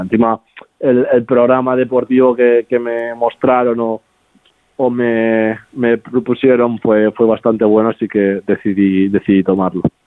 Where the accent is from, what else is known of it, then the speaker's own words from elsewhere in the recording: Barcelona, Catalonia, Spain; moved away as an adult; also born or lived in Sant Cugat del Vallès; now in Lecce, Italy; nací allí en Barcelona, vivo, bueno, vivía